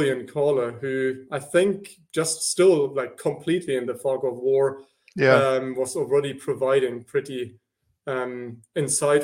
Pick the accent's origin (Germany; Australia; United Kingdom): Germany; northern rural Germany, Northern Germany; my hometown, or the town next to my hometown in northern rural Germany